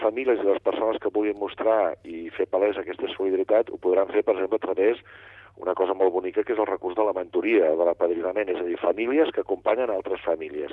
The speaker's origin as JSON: {"language": "Catalan", "region": "Catalonia", "country": "Spain", "said": "n'estic prou orgullós com a català que sóc"}